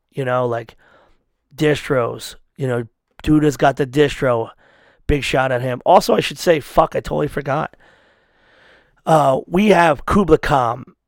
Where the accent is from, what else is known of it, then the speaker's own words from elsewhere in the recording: United States; I'm an American